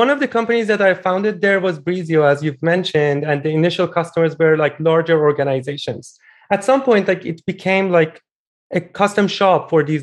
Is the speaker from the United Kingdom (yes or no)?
no; Iran; moved away; I'm originally Iranian. I built a dating app back in my home country